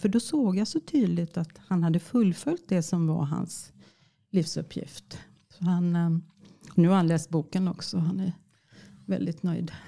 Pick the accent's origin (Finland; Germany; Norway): Finland; accent: Finland Swedish; moved away; Jag är född i Finland och jag är finlandssvenska